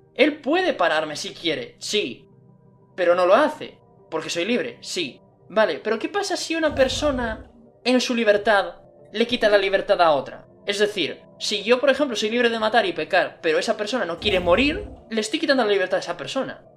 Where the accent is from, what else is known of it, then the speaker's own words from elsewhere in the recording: Spain; la religión cristiana era la religión de España, la que teníamos aquí